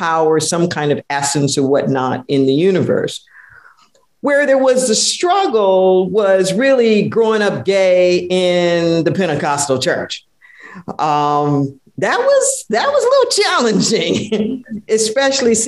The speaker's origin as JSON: {"language": "English", "town": "Los Angeles", "region": "California", "country": "United States", "tie": "born or raised there", "said": "I was raised in Los Angeles"}